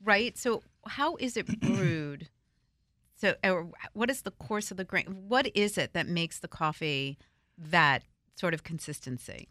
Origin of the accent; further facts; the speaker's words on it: northern New Jersey, United States; I'm from New Jersey, but I'm from the north part of New Jersey